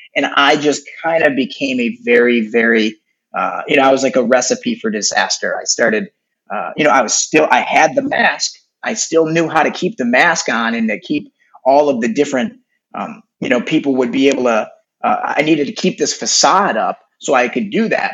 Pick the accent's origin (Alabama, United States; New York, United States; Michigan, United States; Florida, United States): Michigan, United States; Detroit; now in Los Angeles, United States; I grew up in Detroit, Michigan